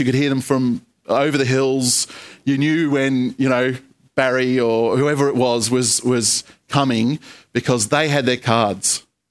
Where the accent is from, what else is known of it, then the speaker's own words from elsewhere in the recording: Australia; I think I'm an Australian citizen